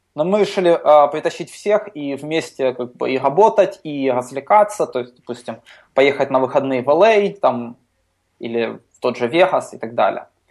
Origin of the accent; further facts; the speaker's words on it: Ukraine; я из Украины